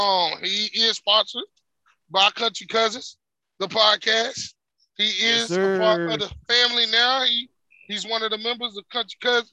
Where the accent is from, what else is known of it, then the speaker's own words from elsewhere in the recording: Greensboro, North Carolina, United States; my hometown of Greensboro.